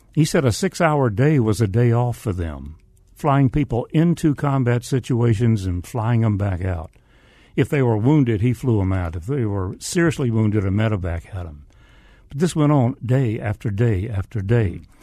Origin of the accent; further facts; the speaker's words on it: the South, United States; accent: Southern; spoke with a Southern accent